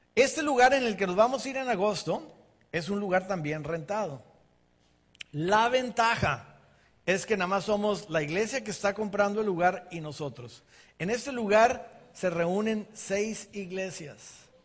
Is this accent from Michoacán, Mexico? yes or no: no; Ensenada, Baja California, Mexico; moved away as an adult; now in United States; crecimos en Ensenada